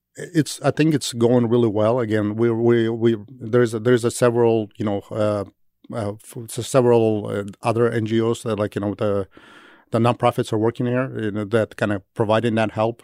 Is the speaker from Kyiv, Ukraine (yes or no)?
yes; Kyiv, Ukraine; moved away; I'm from Kyiv originally